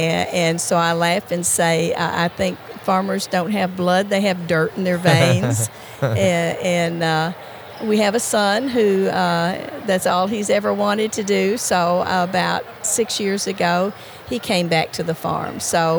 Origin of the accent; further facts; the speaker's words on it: Michigan, United States; Part of the time I was in Michigan.